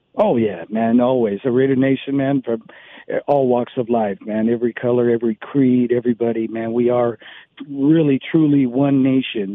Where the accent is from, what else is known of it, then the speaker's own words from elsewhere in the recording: San Francisco, California, United States; growing up in San Francisco